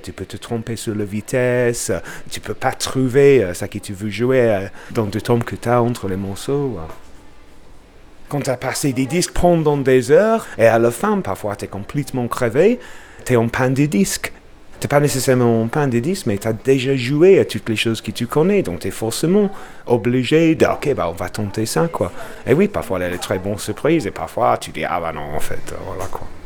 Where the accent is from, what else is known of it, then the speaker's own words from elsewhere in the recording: Bradford, Yorkshire and the Humber, United Kingdom; French is a second language; moved away as an adult; now in Lyon, France; je viens de Bradford, euh, dans le nord de l'Angleterre